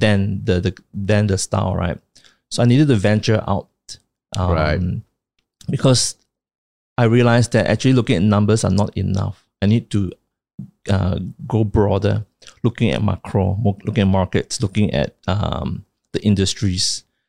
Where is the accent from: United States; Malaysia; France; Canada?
Malaysia; Kuching, Sarawak; my hometown Kuching.